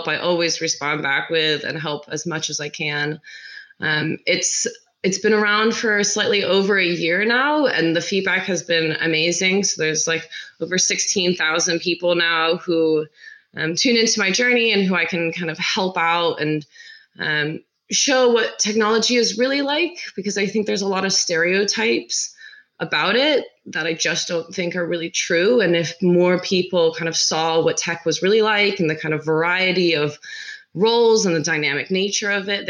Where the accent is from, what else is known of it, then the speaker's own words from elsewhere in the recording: Seattle, Washington, United States; moved away as an adult; also born or lived in California / England; now in London, United Kingdom; I was born in California, raised up in Seattle